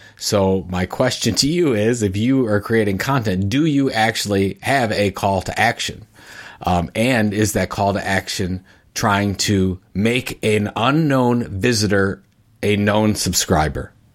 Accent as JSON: {"language": "English", "town": "Cleveland", "region": "Ohio", "country": "United States", "tie": "born or raised there", "said": "Cleveland, course, that's my hometown"}